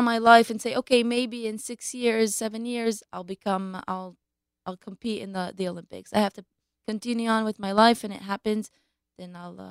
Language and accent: English; Israel; also born or lived in Baltimore, United States; But okay. We made Aliyah when I was two.